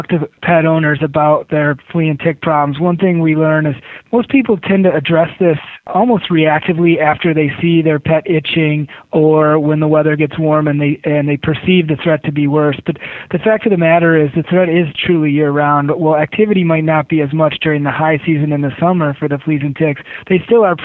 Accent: Michigan, United States; moved away as an adult; also born or lived in New England; when I was growing up in Michigan

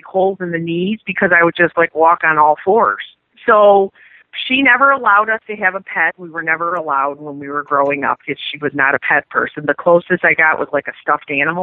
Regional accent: Chicago, Illinois, United States; I'm from the South Side of Chicago

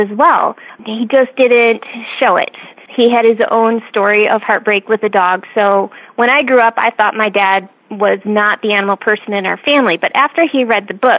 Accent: Michigan, United States; I grew up right about where the knuckle of your thumb is on Lake Michigan, or Lake Huron

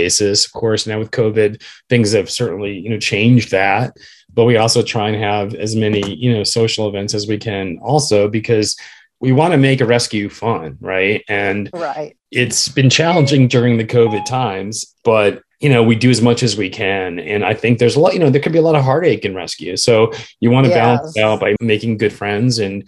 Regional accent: Northeast, United States; now in Washington, D.C., United States; growing up in the Northeast

